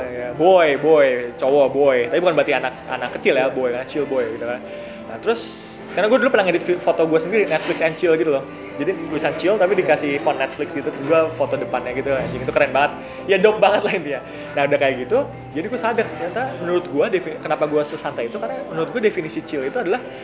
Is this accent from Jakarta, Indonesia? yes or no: no; Bekasi, West Java, Indonesia; moved away; also born or lived in Semarang; teman SMA gue, karena gue dari Bekasi